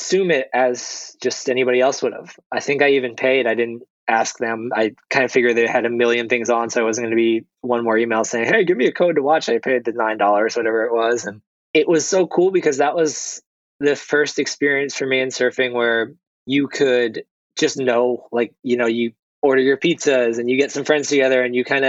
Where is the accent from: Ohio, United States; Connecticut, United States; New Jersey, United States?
New Jersey, United States; also born or lived in California / France; now in Portugal; I grew up in New Jersey